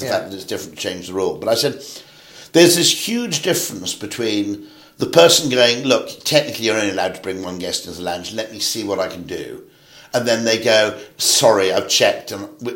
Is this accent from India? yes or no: no; United Kingdom; I'm a Brit